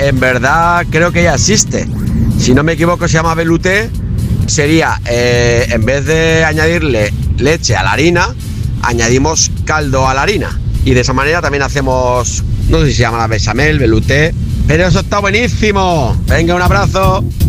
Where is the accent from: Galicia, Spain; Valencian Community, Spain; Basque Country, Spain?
Basque Country, Spain; Bilbao; now in Málaga, Spain; vivo en Málaga, aunque soy de Bilbao